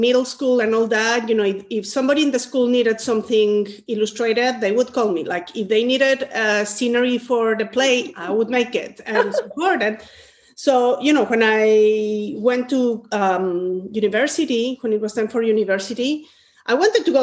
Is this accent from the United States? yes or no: no; Mexico; moved away; I'm originally from Mexico, and I was born in a family where creativity was